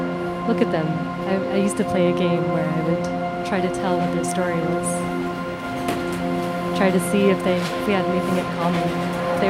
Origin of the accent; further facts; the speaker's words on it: Toronto, Ontario, Canada; moved away as an adult; now in Peterborough, Canada; I grew up in Toronto